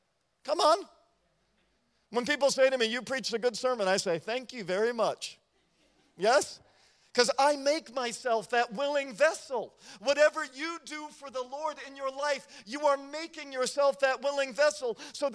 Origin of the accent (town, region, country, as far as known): United States